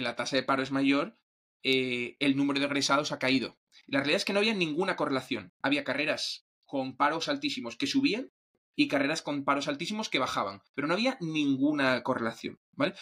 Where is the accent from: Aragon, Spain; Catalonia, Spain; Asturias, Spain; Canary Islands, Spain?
Asturias, Spain; yo soy de Asturias